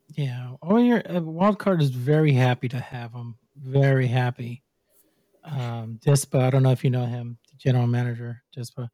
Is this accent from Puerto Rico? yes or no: yes; Puerto Rico; I'm from Puerto Rico.